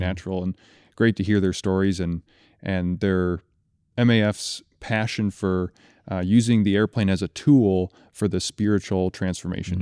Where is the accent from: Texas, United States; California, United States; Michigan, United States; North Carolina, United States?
Michigan, United States; Kalamazoo; I grew up in Kalamazoo, Michigan